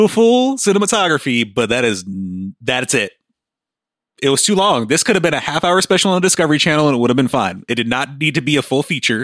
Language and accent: English; United States; I'm an American